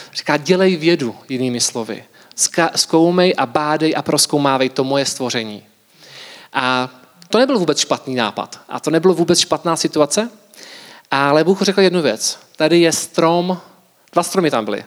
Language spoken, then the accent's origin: Czech; Czechia; jako Češi